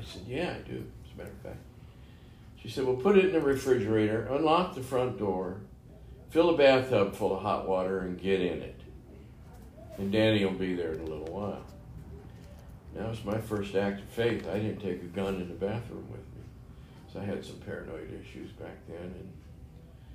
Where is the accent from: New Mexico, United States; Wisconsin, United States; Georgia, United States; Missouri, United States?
Missouri, United States; St. Louis; moved away; also born or lived in Nevada / Saudi Arabia; I was born in St. Louis, Missouri